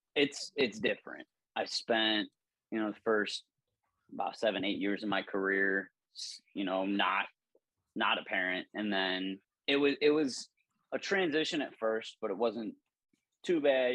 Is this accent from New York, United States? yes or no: no; Northwest Ohio, United States; moved away as an adult; also born or lived in Illinois; Northwest in- Ohio, yeah. about forty five minutes south of Toledo, and then that, that's where I grew up